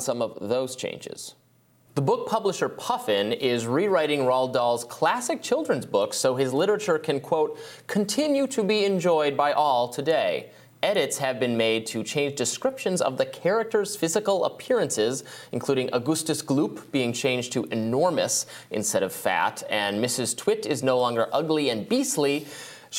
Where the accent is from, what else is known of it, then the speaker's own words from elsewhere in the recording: Detroit, Michigan, United States; moved away; I'm from the Detroit area originally, so it's near Canada